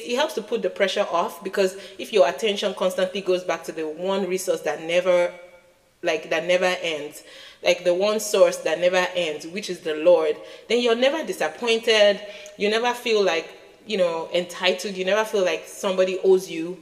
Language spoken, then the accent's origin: English; Nigeria; As a Nigerian child